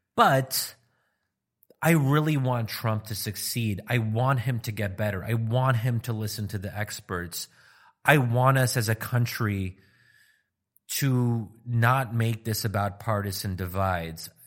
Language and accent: English; United States; my being American